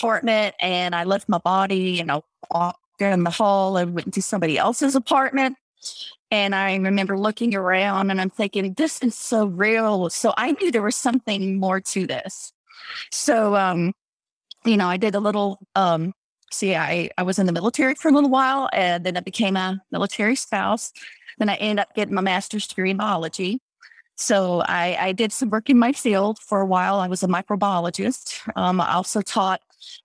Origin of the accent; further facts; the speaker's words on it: Texas, United States; I grew up in Texas